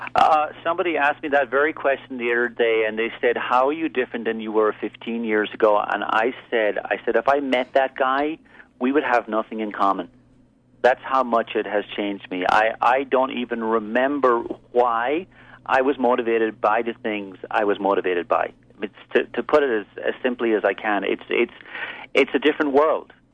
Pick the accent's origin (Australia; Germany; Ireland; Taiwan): Ireland; moved away as an adult; also born or lived in East Coast, United States; I'm originally from Ireland. I moved here and spent 17 years living and working basically in the East Coast.